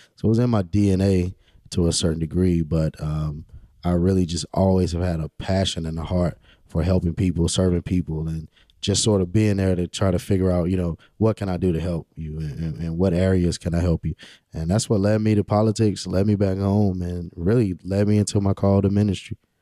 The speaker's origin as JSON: {"language": "English", "town": "Rocky Mount", "region": "North Carolina", "country": "United States", "tie": "born or raised there", "also_born_or_lived": "Pinetops, North Carolina", "said": "I'm born and raised in Rocky Mount, uh, nineteen ninety-two. I grew up on Sycamore Street."}